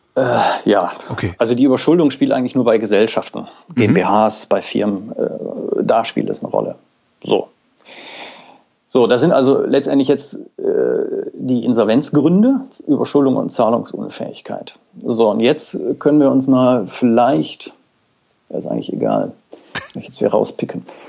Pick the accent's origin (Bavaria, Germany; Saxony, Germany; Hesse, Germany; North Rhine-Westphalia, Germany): North Rhine-Westphalia, Germany; Mülheim an der Ruhr; meine Geburtsort ist Mülheim an der Ruhr